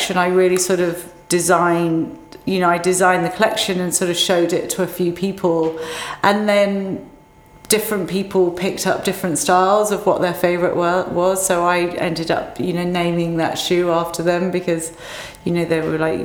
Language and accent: English; Cambridgeshire, East of England, United Kingdom; I grew up in Cambridgeshire.